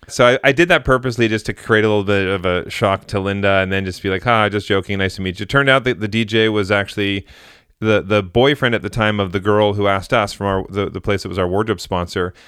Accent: Vancouver, British Columbia, Canada; I'm from Vancouver

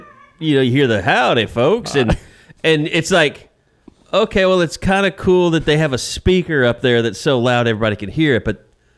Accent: Oklahoma, United States; I'm from Oklahoma.

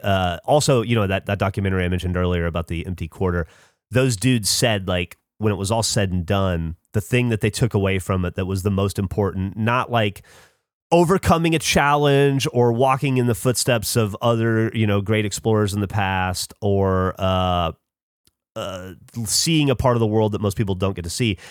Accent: Alabama, United States; moved away; also born or lived in upstate New York; I grew up in Alabama

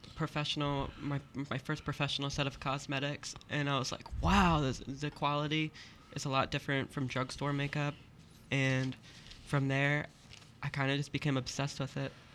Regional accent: Tennessee, United States; also born or lived in Pennsylvania; I'm from Pennsylvania, but I spent most of my childhood growing up in Tennessee.

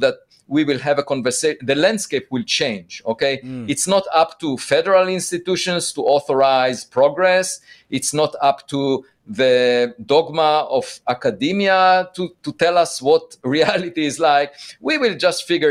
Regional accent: Israel; moved away; I'm originally from Israel

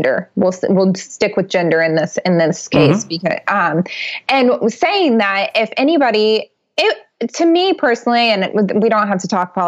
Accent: Ohio, United States; I'm from Ohio

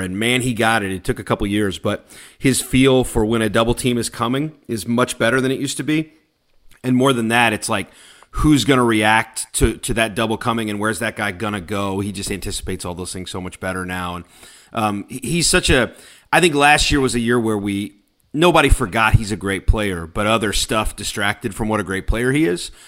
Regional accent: Bullitt County, Kentucky, United States; also born or lived in Louisville, Kentucky / Lexington, Kentucky; I'm from Bullitt County

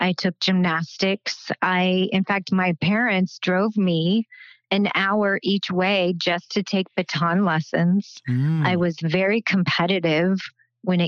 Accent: Belleville, Kansas, United States; I grew up in a small, small town, Belleville, Kansas

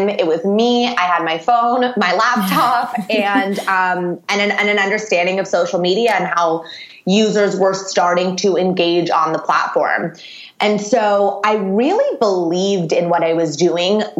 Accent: Los Angeles, California, United States; I'm from Los Angeles

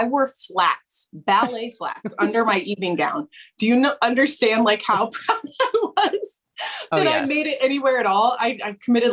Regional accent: Findlay, Ohio, United States; also born or lived in Toledo, Ohio / Worcester / Columbus, Ohio; now in Granville, United States; So I'm originally from Findlay. That's where I grew up.

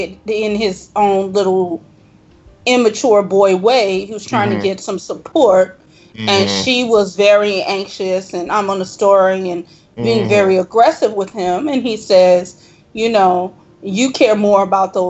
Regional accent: Chicago, Illinois, United States; I am from Chicago, but my people were from Mississippi

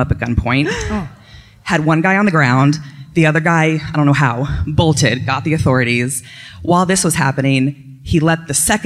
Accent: Williamsburg, Virginia, United States; I'm from Williamsburg, Virginia

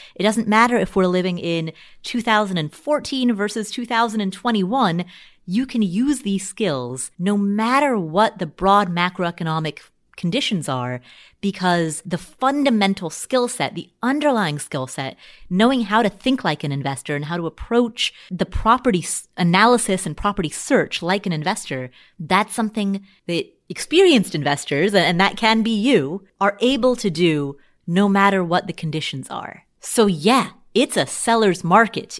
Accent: Cincinnati, Ohio, United States; moved away; I grew up in Cincinnati

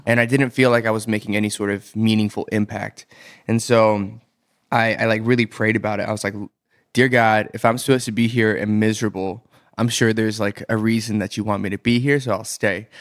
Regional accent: Atlanta, Georgia, United States; moved away as an adult; also born or lived in Boston; now in South Korea; I am from Atlanta, Georgia. I was born and raised there in the burbs of Atlanta.

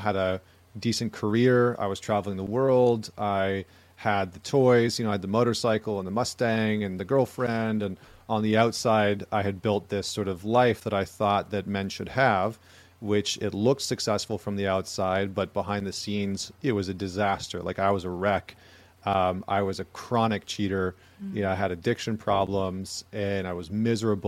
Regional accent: Alberta, Canada; moved away; I grew up in Alberta, Canada, like Northern Canada

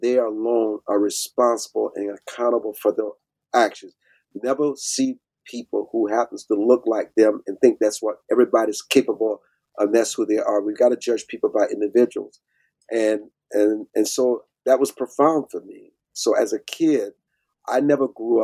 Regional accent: Deep South, United States; I grew up in the Deep South on my family's farm.

